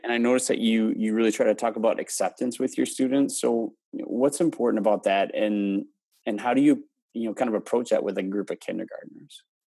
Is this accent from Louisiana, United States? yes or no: no; Wisconsin, United States; also born or lived in Houston; I, I grew up in Wisconsin